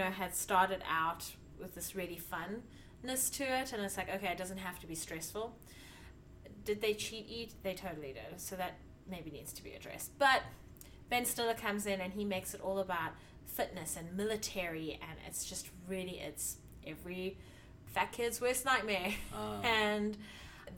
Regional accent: South Africa; as a South African

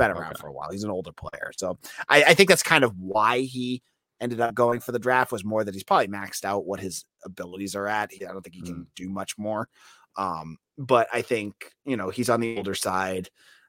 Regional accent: Massachusetts, United States; I'm also from Massachusetts

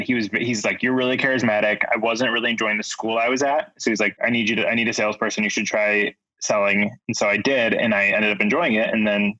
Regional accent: Naperville, Illinois, United States; I'm from the suburbs of Chicago

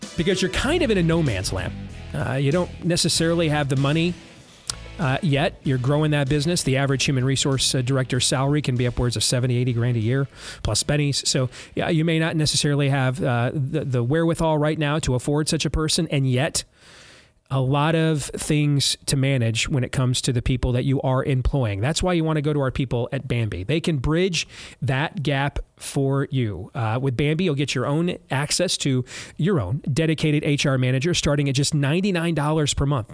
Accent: United States; I'm from a country called America

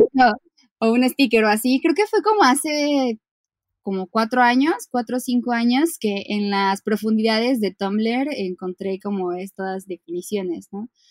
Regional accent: Mexico City, Mexico; soy una ilustradora de la Ciudad de México

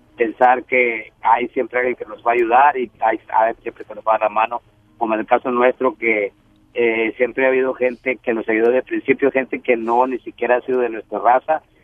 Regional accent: Mexico; nosotros como mexicanos

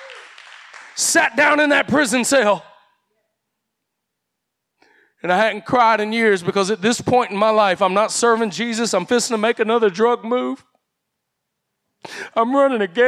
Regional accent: United States; I grew up here in Henry County

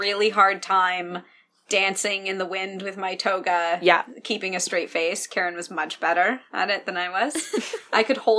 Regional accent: Canada; We're all Canadian

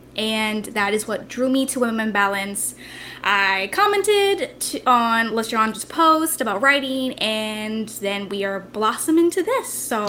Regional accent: Florida, United States; moved away as an adult; now in Dallas, United States; I'm actually originally from Florida, and I'm a new Dallas, Texas resident.

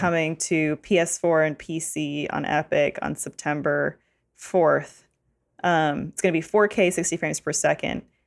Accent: Canada

